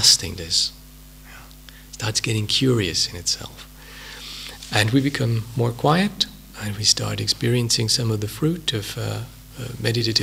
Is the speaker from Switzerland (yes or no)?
yes; Switzerland; English is a second language; moved away as an adult; also born or lived in United Kingdom; I'm a native of a hilly Swiss country somewhere 1,000 kilometers down south